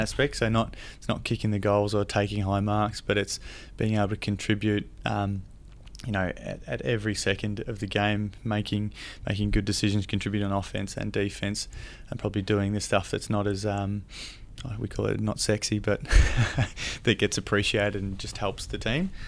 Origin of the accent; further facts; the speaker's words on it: Camperdown, Victoria, Australia; I grew up in Camper Down, down in, um, Western Victoria, and it's only a small town of about three thousand people